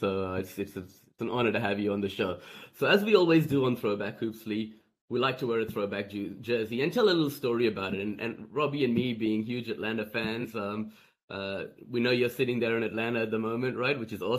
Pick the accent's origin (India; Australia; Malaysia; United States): Australia